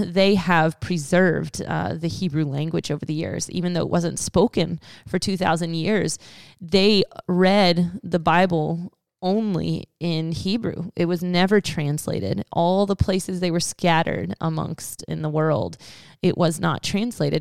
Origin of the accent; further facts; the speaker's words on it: United States; us as American English-speaking Christians